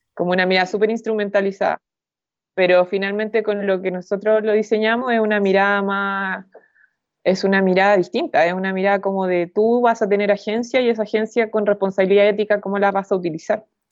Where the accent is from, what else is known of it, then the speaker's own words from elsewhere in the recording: Chile; soy de Chile